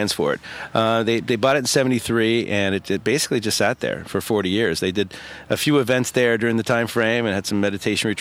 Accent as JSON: {"language": "English", "town": "San Jose", "region": "California", "country": "United States", "said": "I'm actually from the San Jose area."}